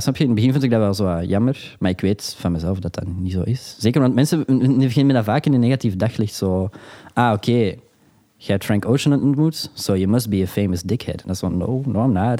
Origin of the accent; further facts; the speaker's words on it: Antwerp, Flanders, Belgium; ik ben een jongen van Antwerpen